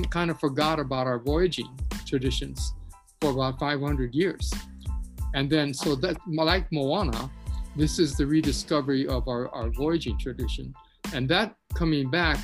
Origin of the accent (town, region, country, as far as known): Hawaii, United States